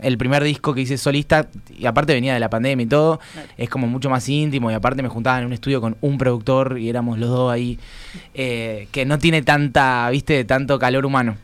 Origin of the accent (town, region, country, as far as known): Argentina